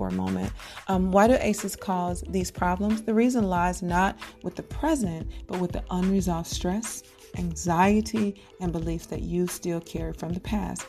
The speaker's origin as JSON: {"language": "English", "town": "Fayetteville", "country": "United States", "tie": "born or raised there", "moved": "yes", "said": "I grew up in Fayetteville"}